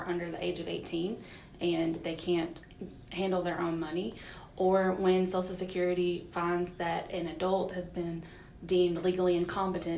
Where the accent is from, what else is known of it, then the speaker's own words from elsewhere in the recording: Forest, Mississippi, United States; moved away as an adult; also born or lived in Louisville, Kentucky; now in Mississippi, United States; Born and raised in Forest, Mississippi